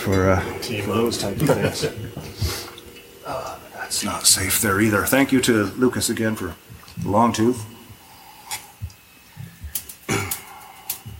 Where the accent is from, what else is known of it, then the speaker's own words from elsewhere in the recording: Newfoundland and Labrador, Canada; now in Ontario, Canada; Growing up in Newfoundland, of course, very, very rarely did we have warm rain. I don't ever remember warm rain back home